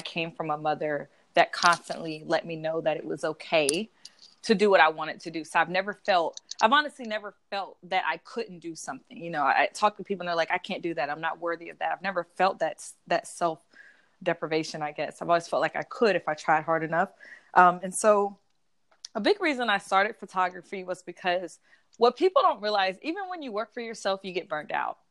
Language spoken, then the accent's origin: English; South Georgia, United States; moved away as an adult; now in Atlanta, United States; I'm from Georgia. I'm from South Georgia